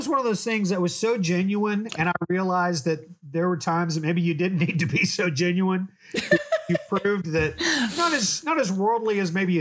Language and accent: English; Oklahoma, United States; now in Conway, United States; I grew up in Oklahoma